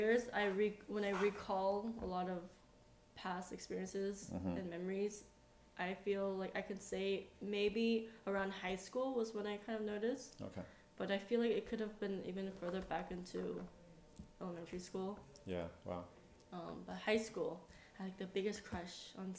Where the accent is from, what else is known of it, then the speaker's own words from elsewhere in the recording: United States; moved away as an adult; now in South Korea; growing up Asian American in the States